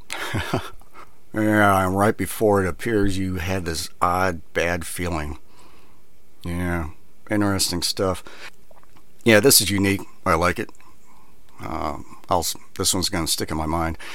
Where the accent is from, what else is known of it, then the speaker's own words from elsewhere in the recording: Minnesota, United States; moved away; I was extremely depressed, homesick. I came from Minnesota.